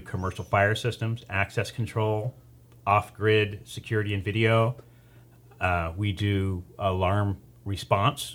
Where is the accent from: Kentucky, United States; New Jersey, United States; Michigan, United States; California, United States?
California, United States; Taft; now in Bakersfield, United States; born and raised in Taft. uh, moved to Bakersfield in ninety-one